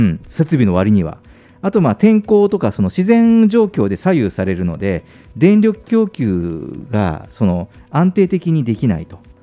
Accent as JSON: {"language": "Japanese", "region": "Kyushu", "country": "Japan", "tie": "born or raised there", "moved": "yes", "said": "僕の実家も九州の田舎もそうなんですよ"}